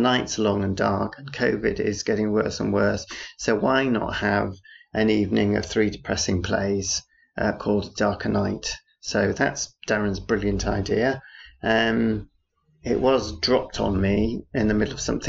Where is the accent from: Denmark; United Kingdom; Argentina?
United Kingdom; Harrogate, Yorkshire and the Humber; moved away; I was born in Harrogate, don't live there anymore.